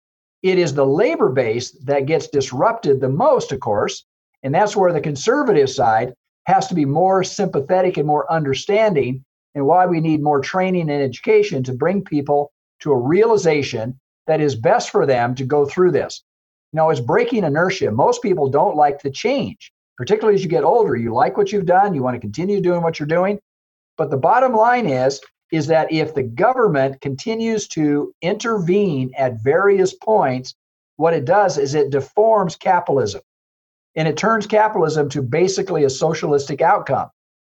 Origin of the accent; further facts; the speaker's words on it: South Dakota, United States; I remember I came from the Southwest, I came from South Dakota, and railroad was one of the biggest employers.